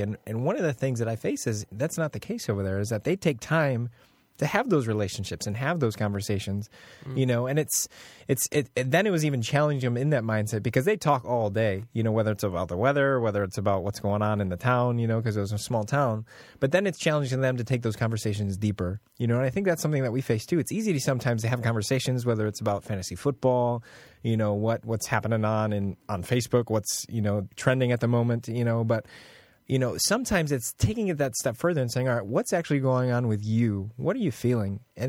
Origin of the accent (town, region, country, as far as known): United States; also born or lived in Northern Ireland